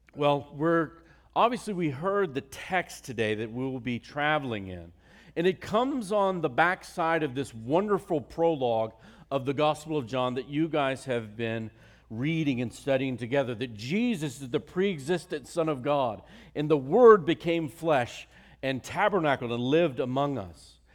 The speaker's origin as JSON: {"language": "English", "region": "Virginia", "country": "United States", "tie": "born or raised there", "also_born_or_lived": "North Carolina", "moved": "yes", "said": "I grew up in Virginia and went to the University of North Carolina"}